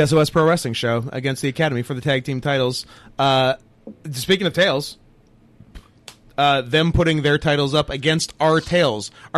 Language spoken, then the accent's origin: English; Canada; We're Canadian